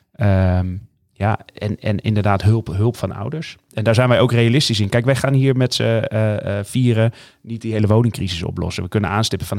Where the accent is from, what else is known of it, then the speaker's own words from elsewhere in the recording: northern Netherlands, Netherlands; mijn roots liggen hier in Noord-Nederland